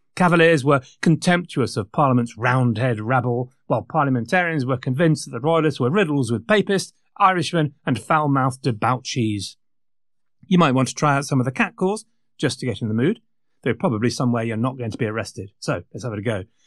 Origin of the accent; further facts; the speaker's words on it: England, United Kingdom; we're a hard-working bunch as English